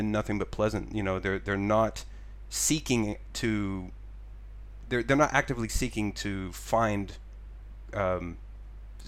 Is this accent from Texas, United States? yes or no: yes; Texas, United States; moved away as an adult; now in Japan; I'm being from Texas